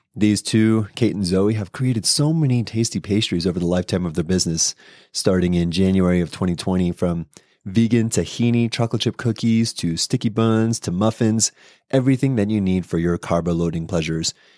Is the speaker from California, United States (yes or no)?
yes; San Diego, California, United States; moved away; I'm from San Diego, California